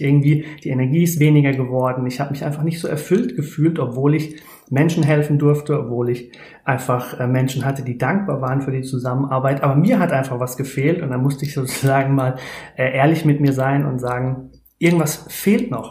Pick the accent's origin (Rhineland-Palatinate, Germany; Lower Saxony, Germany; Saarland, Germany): Rhineland-Palatinate, Germany; near Speyer; ich komme aus der Nähe von Speyer